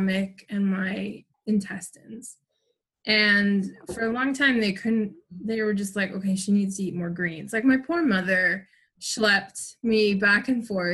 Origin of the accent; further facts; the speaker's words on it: Toronto, Ontario, Canada; I was born in Toronto at St. Mike's, and I grew up in Toronto in Queen West neighborhood in the 80s